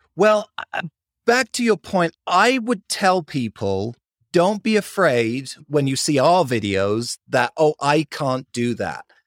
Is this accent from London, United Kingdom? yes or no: yes; London, United Kingdom; accent: British; moved away as an adult; now in Salt Lake City, United States; I grew up in London, lived there for twenty years, and then moved out to the States, originally to go to university